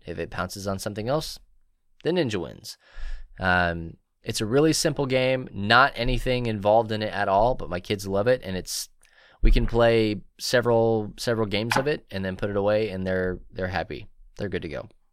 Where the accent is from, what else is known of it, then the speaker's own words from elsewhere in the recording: Marble Falls, Texas, United States; here in my hometown, we have Marble Falls Opoly